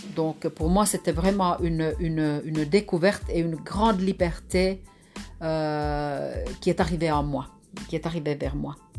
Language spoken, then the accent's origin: French; Lapland, Finland; moved away; je suis née dans le Grand Nord en Finlande, près de la nature, avec les animaux